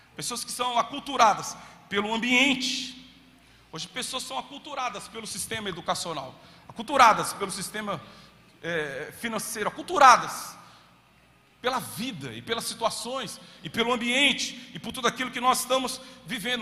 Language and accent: Portuguese; Brazil; eu era brasileiro